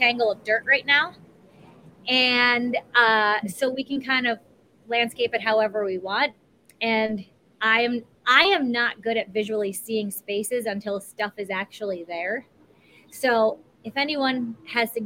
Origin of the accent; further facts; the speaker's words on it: Wisconsin, United States; also born or lived in New York; now in Las Vegas, United States; I was born and raised in Wisconsin and then New York